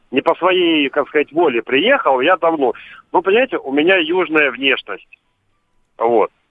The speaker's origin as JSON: {"language": "Russian", "town": "Odesa", "region": "Odesa Oblast", "country": "Ukraine", "tie": "born there", "moved": "yes", "said": "А, папу, я, ну, мне 45 лет, я родился в Одессе."}